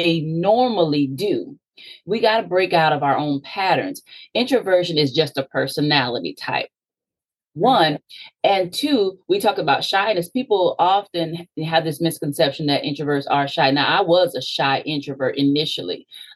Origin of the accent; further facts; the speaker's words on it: Sarasota, Florida, United States; I'm from Sarasota, Florida, originally, about midway in Florida, and I grew up as an only child